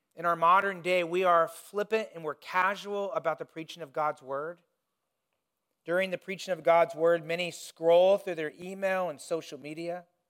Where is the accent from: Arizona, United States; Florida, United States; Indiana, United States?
Indiana, United States; moved away; When I was growing up in Indiana